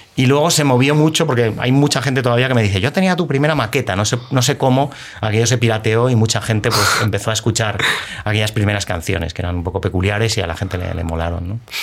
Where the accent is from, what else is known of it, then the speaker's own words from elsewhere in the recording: Madrid, Community of Madrid, Spain; soy de Madrid, nací en Madrid